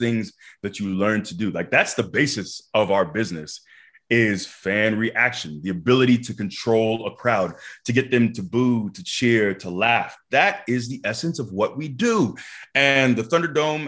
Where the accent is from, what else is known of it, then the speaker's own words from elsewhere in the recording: Tampa, Florida, United States; It's my hometown. You know, I'm born and raised in Tampa. I still live here